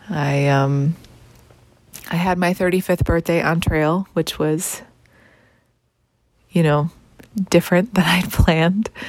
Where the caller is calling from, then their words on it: Wyandotte, Michigan, United States; I'm checking in from Wyandotte, Michigan, back at home in my bedroom where I started all of this.